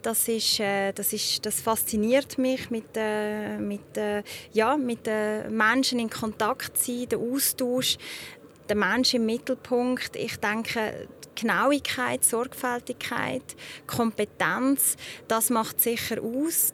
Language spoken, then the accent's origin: German; Zug, Switzerland; Ich bin selber in Zug aufgewachsen, ich kenne das Gebiet bestens